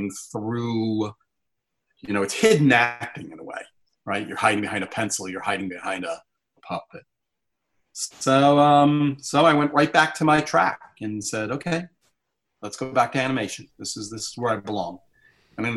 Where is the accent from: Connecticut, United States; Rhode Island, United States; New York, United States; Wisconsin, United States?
Rhode Island, United States; I'm from Rhode Island